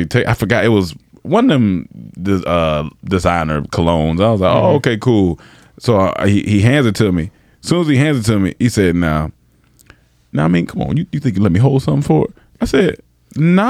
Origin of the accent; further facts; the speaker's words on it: North Carolina, United States; I'm from North Carolina